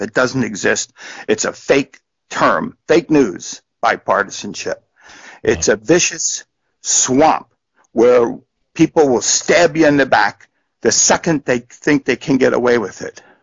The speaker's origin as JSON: {"language": "English", "region": "New Jersey", "country": "United States", "tie": "born or raised there", "moved": "yes", "said": "I grew up in New Jersey. You know, that's where I was from."}